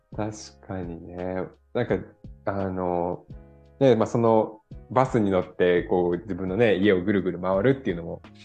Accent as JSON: {"language": "Japanese", "area": "Kansai", "region": "Osaka", "country": "Japan", "tie": "born or raised there", "moved": "yes", "lives_now": "Denmark", "said": "私、関西出身なんで、大阪のね"}